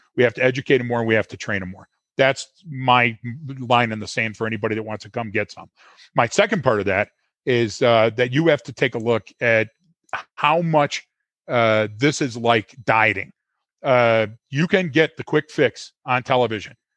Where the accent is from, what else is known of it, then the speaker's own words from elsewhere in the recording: Detroit, Michigan, United States; I'm born and bred in Detroit